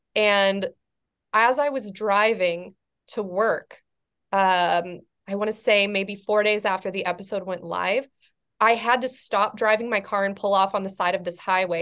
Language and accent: English; California, United States; i'm from california but i'm from a farming community in california